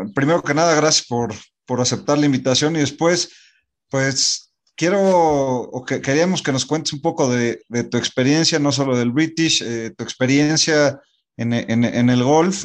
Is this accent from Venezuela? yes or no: no; Mexico; no estamos acostumbrados como mexicanos